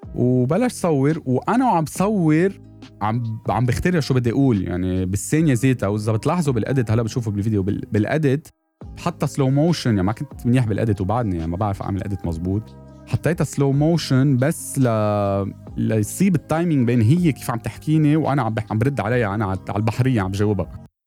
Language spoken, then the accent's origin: Arabic; Lebanon; انا من, من لبنان